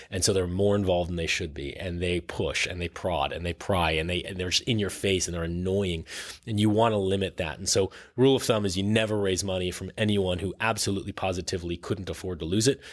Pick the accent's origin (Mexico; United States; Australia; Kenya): United States; New York City, New York; I grew up on the Upper East Side and then Upper West Side and then Chelsea.